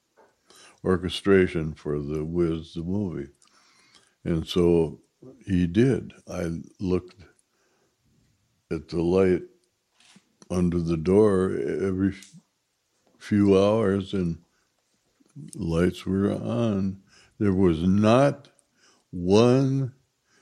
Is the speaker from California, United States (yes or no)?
no; Minneapolis, Minnesota, United States; I'm from Minneapolis, Minnesota, and was born in 1934